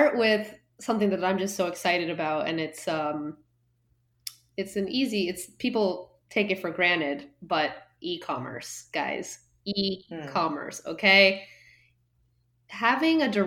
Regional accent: Guatemala; moved away as an adult; also born or lived in Miami / Boston; I grew up in Guatemala and I went to school in Boston

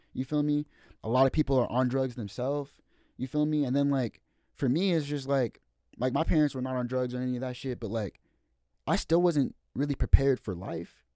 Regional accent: Marysville, Washington, United States; I'm from Ville

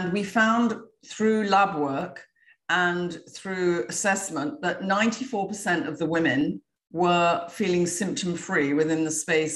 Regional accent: England, United Kingdom; now in Florida, United States; I'm from England, although I live in Florida now

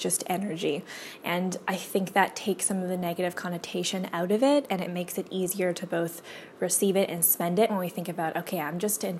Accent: Canada; also born or lived in Whitehorse, Yukon / Nelson, British Columbia; We grew up in White Horse in a little cabin

